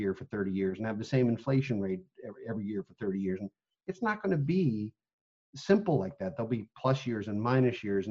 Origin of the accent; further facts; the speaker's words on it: United States; as American people